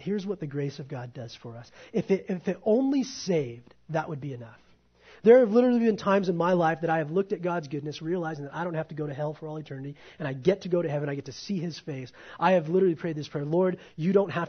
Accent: United States; I'm an American

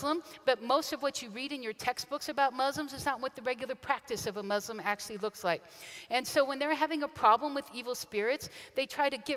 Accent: Kansas City, Missouri, United States; moved away as an adult; also born or lived in Western China; a kid from Kansas City grew up and moved 12 time zones away

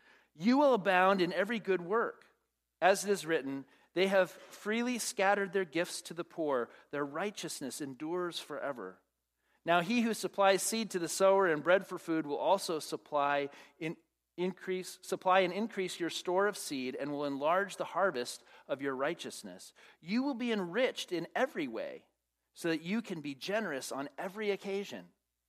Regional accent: Phoenix, Arizona, United States; and I'm from Phoenix. Come on. It is humid, man.

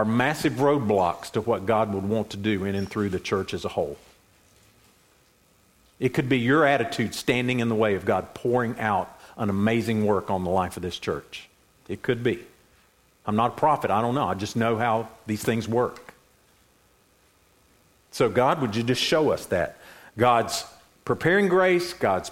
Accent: Boone, North Carolina, United States; I was raised in Boone. I was born and raised there

